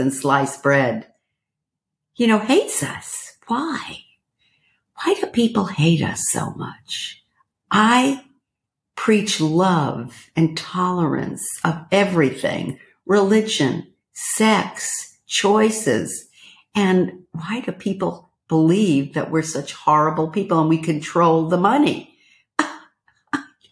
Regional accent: New York City, New York, United States; moved away as an adult; now in California, United States; I was born and raised in Brooklyn

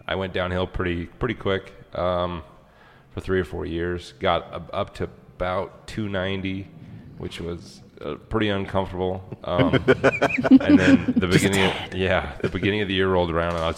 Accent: Worden, Montana, United States; born or raised there; also born or lived in Billings, Montana / North Dakota

